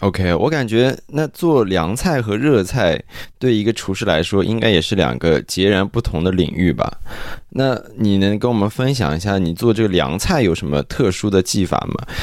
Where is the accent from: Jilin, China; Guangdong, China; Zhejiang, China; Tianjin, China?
Zhejiang, China; now in Canada; 我自己家乡的一个例子说一下，就是我浙江人嘛